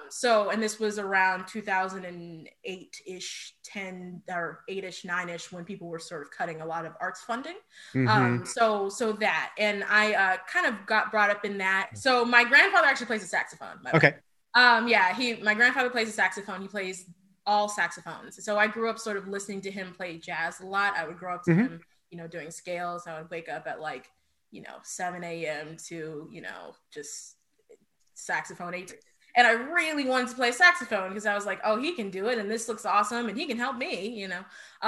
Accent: Oakland, California, United States; also born or lived in Los Angeles County, United States / Albuquerque, United States; So I am originally from the Bay Area, Bay Area, so Oakland, California, and I grew up moving around a lot.

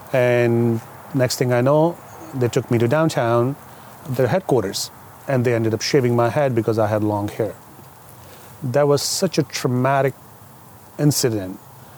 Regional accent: Saudi Arabia; now in United States; But I came here from Saudi Arabia, very strict and very conservative culture, where you cannot do a lot of things.

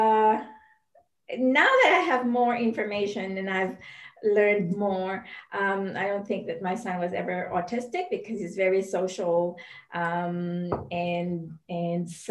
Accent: Philippines; moved away as an adult; also born or lived in Indonesia / United States; I am originally from the Philippines, and my husband is Singaporean, but we moved to Indonesia because of work

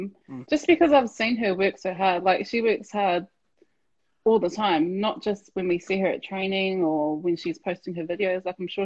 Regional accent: Petone, Wellington, New Zealand; We grew up in Petone as well, so for me, Petone was always home.

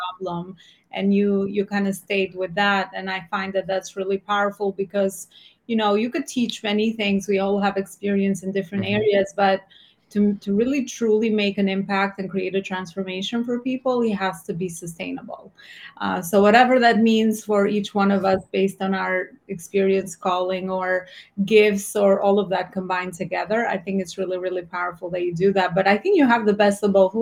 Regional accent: Albania; now in New York, United States; I'm natively Albanian, based out of New York.

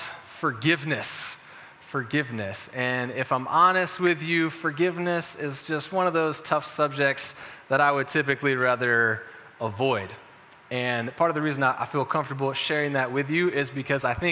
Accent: Chapel Hill, North Carolina, United States; I grew up in Chapel Hill.

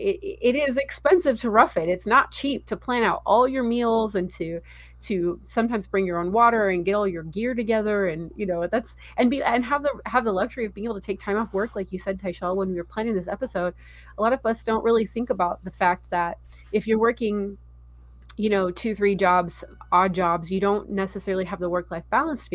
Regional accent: California, United States; I grew up in California

